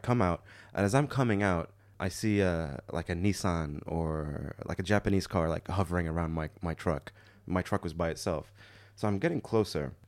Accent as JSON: {"language": "English", "country": "Morocco", "said": "I'm from Morocco"}